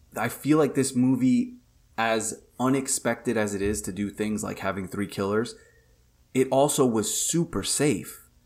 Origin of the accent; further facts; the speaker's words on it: New York, United States; being a New Yorker